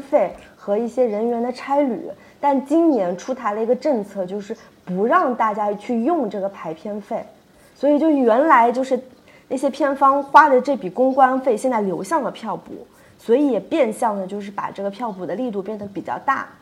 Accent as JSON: {"language": "Chinese", "region": "Jiangsu", "country": "China", "tie": "born or raised there", "moved": "yes", "said": "是我们老家的人爱看电影吗"}